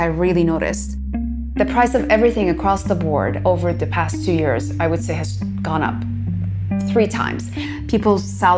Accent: Toronto, Ontario, Canada; also born or lived in Iran; we immigrated to Canada, and I grew up in Toronto

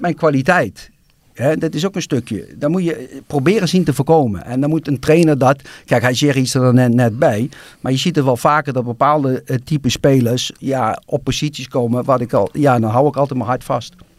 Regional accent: Nijmegen, Gelderland, Netherlands; als Nijmegenaar

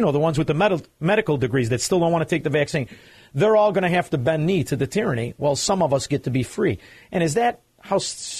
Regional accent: Melrose Park, Illinois, United States; I'm from Melrose Park.

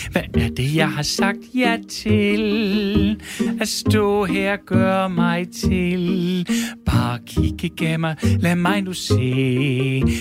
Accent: Gnu, Central Denmark Region, Denmark; jeg er 22 år, og jeg kommer fra Gnu

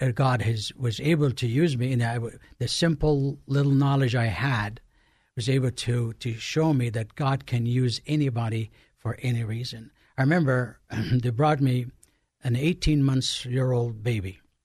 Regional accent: Egypt; born or raised there; moved away

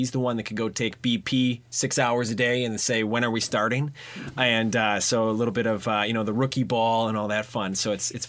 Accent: Mukwonago, Wisconsin, United States; so I was a Mequonago guy.

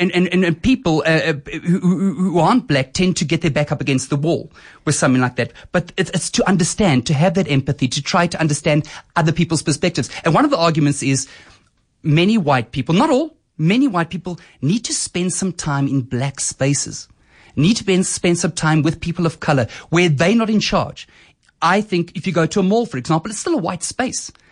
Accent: Boksburg, Gauteng, South Africa; also born or lived in Germiston; So I grew up in Boksburg and Germiston

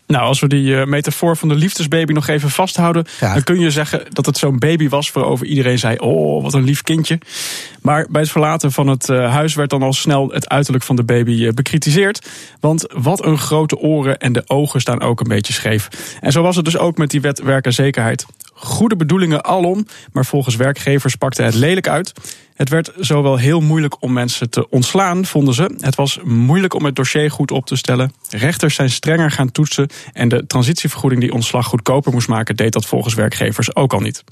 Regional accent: Salland, Overijssel, Netherlands; Waar ik vandaan kom

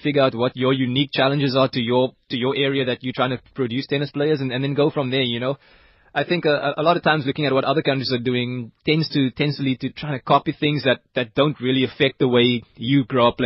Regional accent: South Africa; being South African

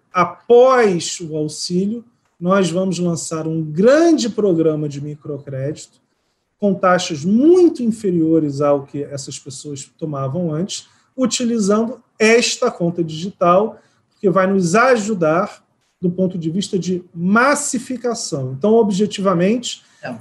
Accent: Rio de Janeiro, Brazil; also born or lived in São Paulo; now in Brasília, Brazil; eu sou carioca, morei 16, 15 anos em São Paulo e estou praticamente dois anos em Brasília.

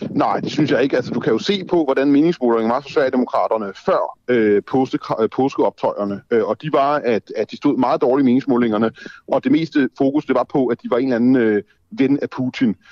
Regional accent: Denmark; also born or lived in Copenhagen; jeg jo er dansker og bor i Danmark og har boet i København i 20 år

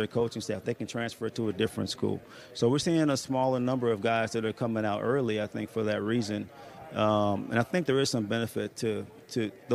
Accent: Tallahassee, Florida, United States; I'm from Tallahassee, Florida

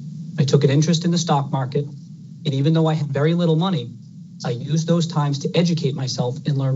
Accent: Brockton, Massachusetts, United States; I grew up in Brockton, Massachusetts.

